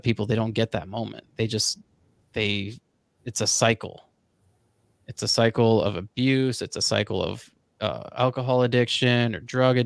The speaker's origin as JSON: {"language": "English", "region": "Florida", "country": "United States", "tie": "born or raised there", "said": "I grew up in Florida"}